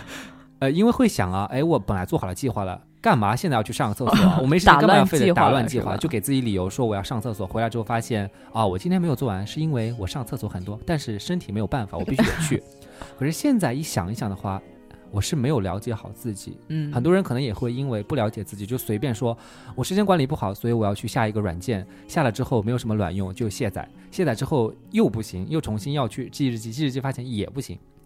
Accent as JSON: {"language": "Chinese", "region": "Jiangsu", "country": "China", "said": "作为一个江苏人"}